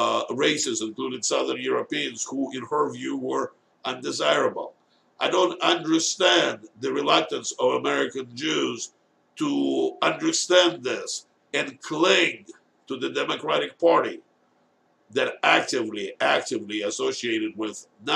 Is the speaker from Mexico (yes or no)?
no; Singapore; As a professor of ethics, Chinese origin myself, I'm Singaporean, with 35 years experience teaching at the University of Michigan